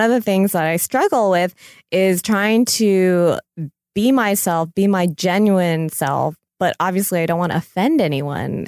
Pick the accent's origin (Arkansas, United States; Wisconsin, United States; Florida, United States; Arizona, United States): Florida, United States; Florida and North Carolina, United States; I grew up in Florida and North Carolina.